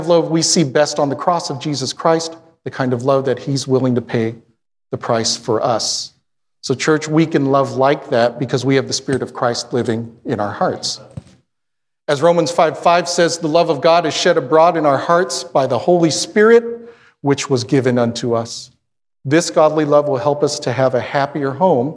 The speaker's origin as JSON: {"language": "English", "country": "Philippines", "said": "I'm Filipino"}